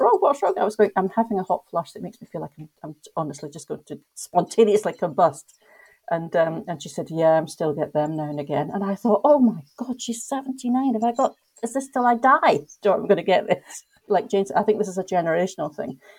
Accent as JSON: {"language": "English", "region": "Scotland", "country": "United Kingdom", "moved": "as an adult", "lives_now": "Egypt", "said": "I'm from Scotland, but I actually live in Egypt"}